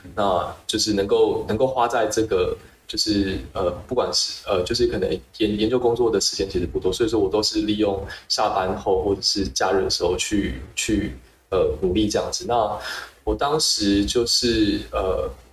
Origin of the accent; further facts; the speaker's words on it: Taiwan; 以身为台湾人的身份